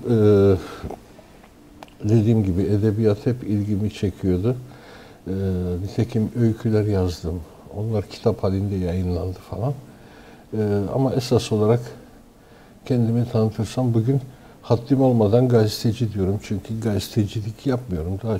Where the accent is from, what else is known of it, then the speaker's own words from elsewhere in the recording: Istanbul, Turkey; born there; 1953 yılında İstanbul'da doğdum.